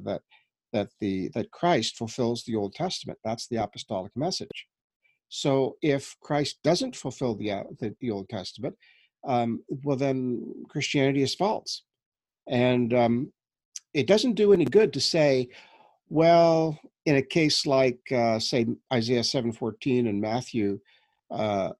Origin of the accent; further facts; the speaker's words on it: New Brunswick, Canada; now in Toronto, Canada; I'm a Canadian. We were brought up in New Brunswick, east coast of Canada, and I've been living here in Toronto for the last 20 years.